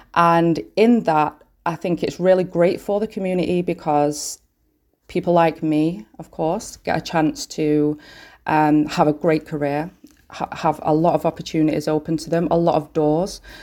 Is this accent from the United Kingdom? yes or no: yes; Manchester, North West England, United Kingdom; I'm from Manchester, born and bred